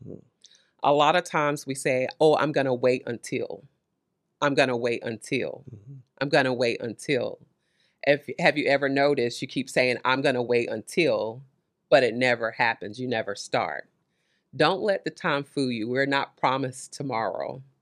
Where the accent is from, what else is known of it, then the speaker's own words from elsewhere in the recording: Conway, South Carolina, United States; now in Lexington, United States; Born and raised Lower South Carolina, a small town close to Myrtle Beach in the Conway area. Okay. So that's where I'm born and raised.